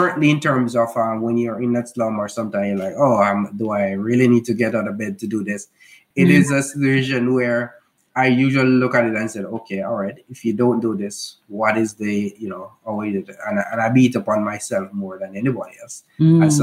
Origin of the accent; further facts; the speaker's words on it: Jamaica; we're from Jamaica